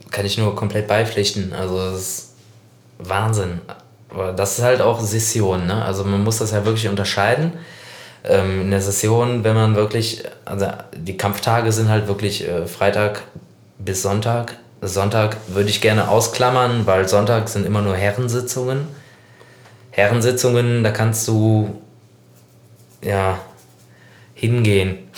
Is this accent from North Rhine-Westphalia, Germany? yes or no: yes; Cologne, North Rhine-Westphalia, Germany; Also stand ich komme ja aus Poll, Köln-Poll.